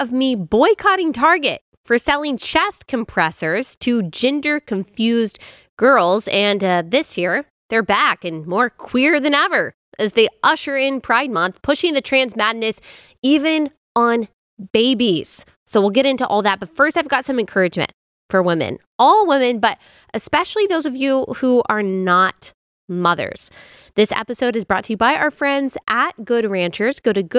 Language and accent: English; the Bible Belt, United States; And so it was great growing up in the Bible Belt